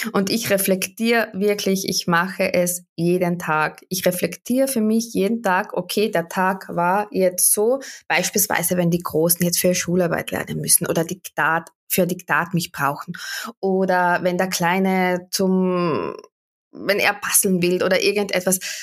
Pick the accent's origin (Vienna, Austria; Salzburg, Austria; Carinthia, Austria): Carinthia, Austria; Wörthersee; Ich komme aus dem Süden Österreichs vom Wörthersee